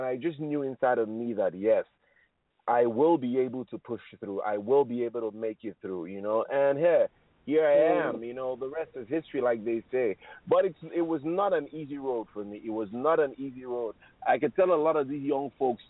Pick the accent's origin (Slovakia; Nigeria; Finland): Nigeria; I am Nigerian